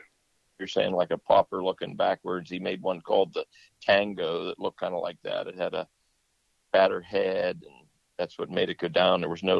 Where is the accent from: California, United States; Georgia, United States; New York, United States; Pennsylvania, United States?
Pennsylvania, United States; we're from Pennsylvania